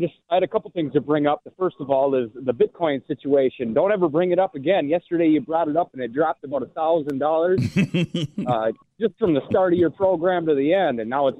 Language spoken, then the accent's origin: English; Minnesota, United States; I'm from Minnesota and we've elected these people.